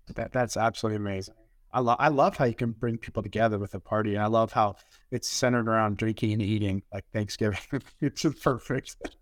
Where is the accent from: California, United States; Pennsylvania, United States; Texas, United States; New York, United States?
Texas, United States; Dallas; I'm from Dallas, right? And I'm born in nineteen eighty-two